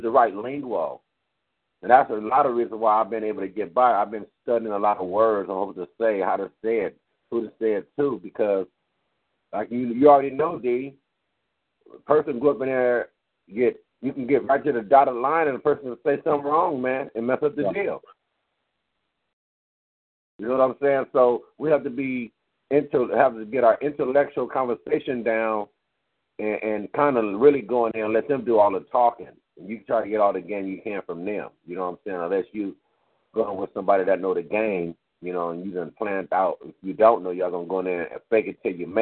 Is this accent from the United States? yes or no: yes; Los Angeles, California, United States; also born or lived in Compton, California; I was born in Washington, L.A. You know what I'm saying? I was raised in L.A.